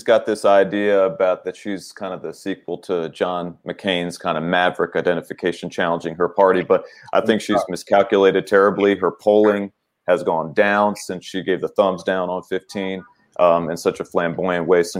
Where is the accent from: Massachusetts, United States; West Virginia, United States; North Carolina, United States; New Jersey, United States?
West Virginia, United States; So I'm from West Virginia.